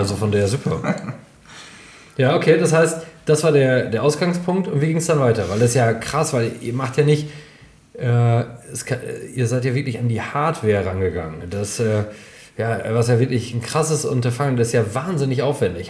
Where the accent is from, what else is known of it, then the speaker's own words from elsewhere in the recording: Germany; in diesem kleinen Dorf, wo ich aufgewachsen bin, Holtwig, unglaublich sympathisches kleines Dorf, 3600 Einwohnerinnen und Einwohner